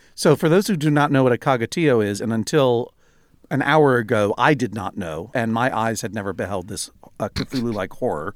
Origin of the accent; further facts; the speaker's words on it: Brookline, Massachusetts, United States; I grew up in Brookline, Massachusetts